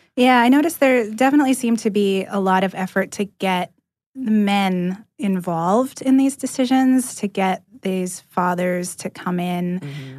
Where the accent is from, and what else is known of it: California, United States; moved away as an adult; now in Atlanta, United States